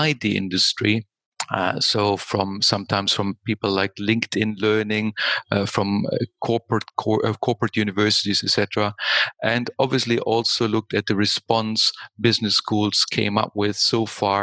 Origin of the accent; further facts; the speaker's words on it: Germany; moved away as an adult; also born or lived in United States / United Kingdom; now in Austria; I started my career in Germany because I was born in Germany